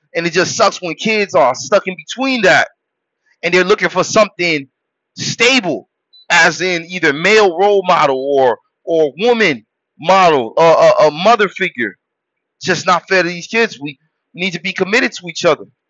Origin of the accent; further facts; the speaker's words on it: Haiti; I was born in Haiti